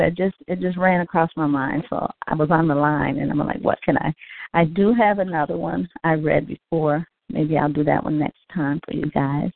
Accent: Chicago, Illinois, United States; I'm from Chicago, Illinois.

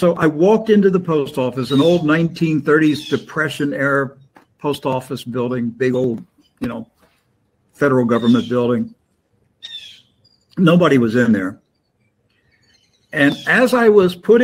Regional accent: Maryland, United States; now in Florida, United States; I grew up in Maryland, and our winters were not like Florida

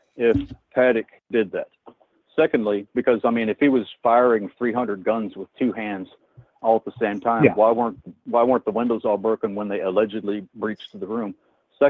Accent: Indiana, United States; I'm from Indiana. I was in Indiana.

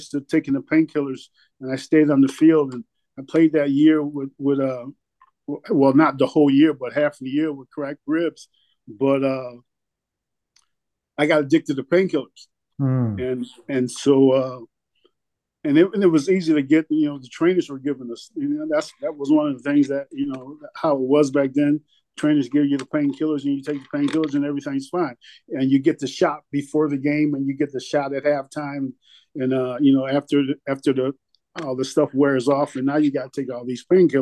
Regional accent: Penn Yan, New York, United States; moved away; my hometown in Pinyan, which is like a 6-hour drive. From New England, from Boston

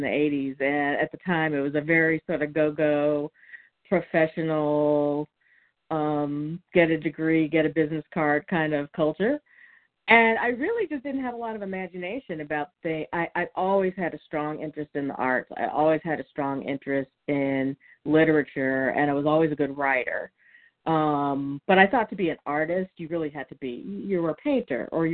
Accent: Texas, United States; moved away; also born or lived in East Coast; I'm a Texan who has survived living on the East Coast longer than I lived in Texas

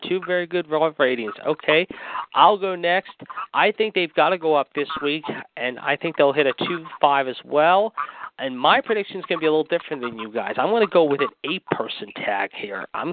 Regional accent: Pittsburgh, Pennsylvania, United States; So a busy night in my hometown

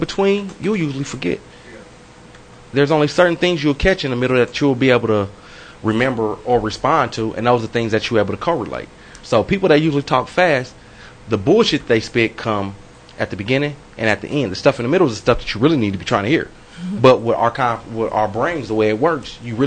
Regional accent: Kansas City, United States; I'm from Kansas City

